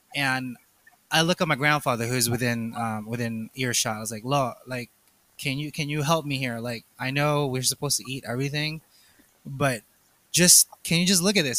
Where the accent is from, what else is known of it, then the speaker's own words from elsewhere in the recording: Philippines; I'm, I'm Asian, two, I'm Filipino